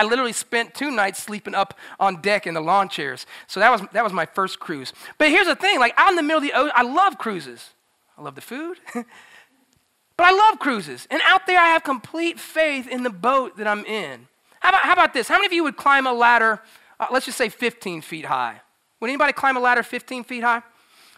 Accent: Florida, United States; moved away as an adult; also born or lived in South Boston, Virginia; I grew up in Florida, so I was swimming all the time

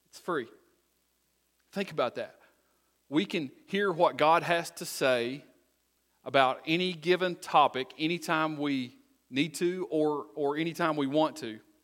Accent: United States; I'm originally from Wise County

